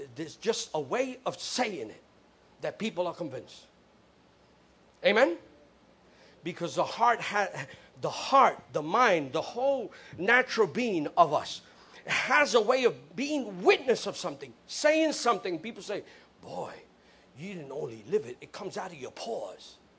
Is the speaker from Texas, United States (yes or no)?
no; New York City, New York, United States; I'm from the Bronx. I was grew up seeing buildings burnt down